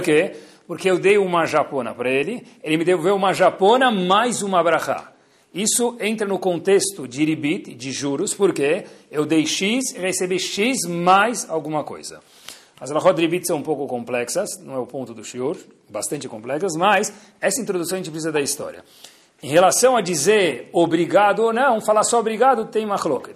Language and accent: Portuguese; Brazil; nós somos brasileiros e brasileiras